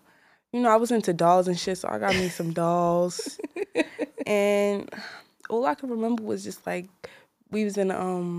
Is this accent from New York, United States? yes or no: yes; New York City, New York, United States; Marcy, son. I'm from Marcy Houses.